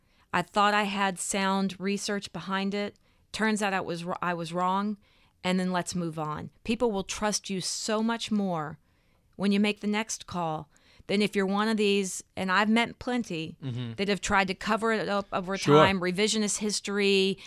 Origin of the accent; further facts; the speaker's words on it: Texas, United States; It's that I was raised in the South, in Texas, and there's this sense of perpetual optimism.